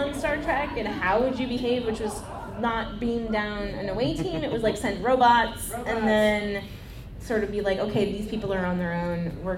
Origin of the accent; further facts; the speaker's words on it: California, United States; Zinfandel, because I'm from California.